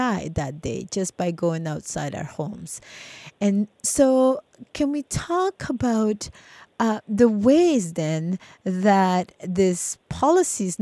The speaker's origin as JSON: {"language": "English", "country": "El Salvador", "tie": "born or raised there", "said": "when I was a kid growing up in El Salvador under the war"}